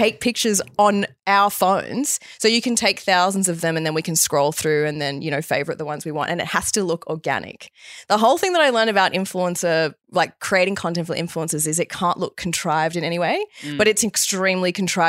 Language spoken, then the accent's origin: English; Bali, Indonesia; I grew up in Bali. Dad's Balinese. You know, yeah, mum homeschooled me, met you in Bali.